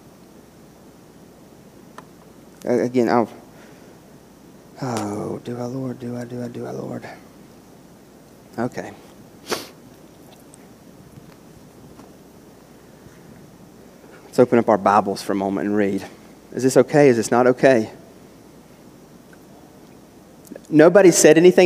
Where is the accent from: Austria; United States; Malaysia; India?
United States; West Virginia; moved away; me growing up in West Virginia